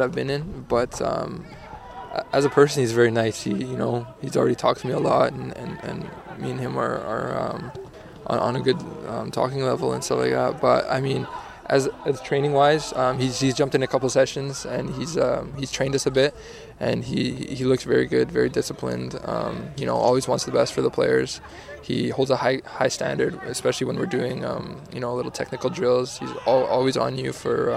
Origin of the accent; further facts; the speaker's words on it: Canada; being a Canadian